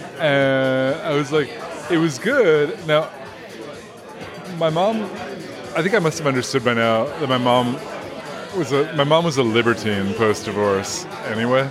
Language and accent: English; New York City, New York, United States; growing up on the Upper East Side